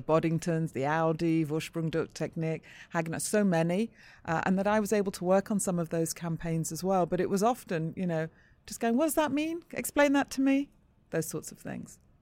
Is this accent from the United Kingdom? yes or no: yes; Manchester, North West England, United Kingdom; I grew up in Manchester.